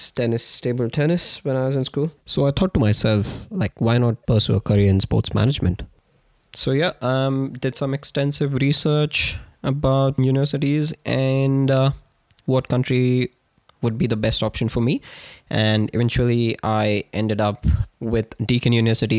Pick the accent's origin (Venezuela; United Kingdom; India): India; moved away as an adult; born and raised in India